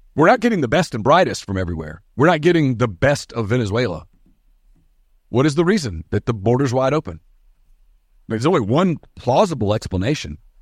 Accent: United States; also born or lived in Oxford, Mississippi; those of us who were born American.

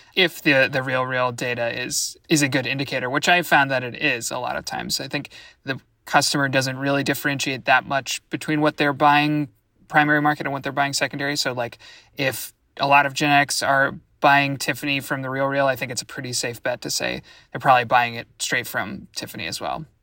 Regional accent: Washington, District of Columbia, United States; my hometown, Washington, D C.

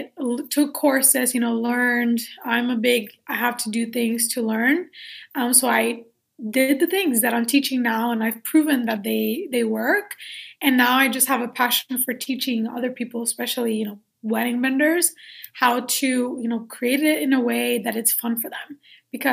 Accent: Puerto Rico; I was born and raised in Puerto Rico.

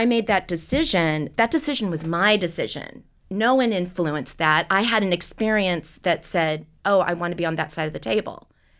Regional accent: Seattle, Washington, United States; also born or lived in Los Angeles; And so I grew up in Seattle. I went back to Seattle after college. I am an LA native. There's very few of us.

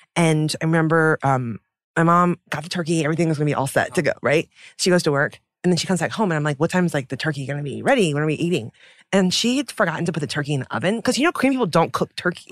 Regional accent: United States; as a child of immigrants because, you know, growing up in America

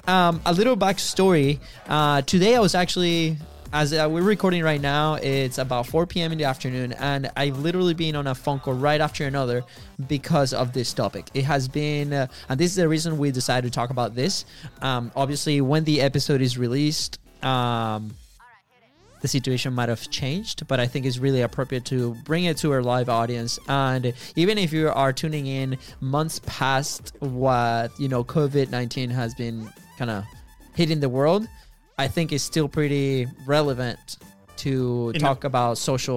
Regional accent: Venezuela; English is a second language; now in United States; we are actually from Venezuela, right? So you probably figure that one out because of our accents.

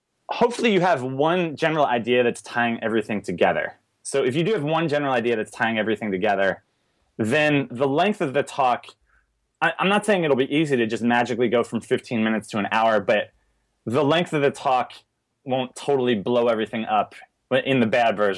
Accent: East Coast, United States; accent: strong A; also born or lived in Richmond, Virginia; now in Portland, United States; I'm from the East Coast originally, and I've never dropped the, like, the strong

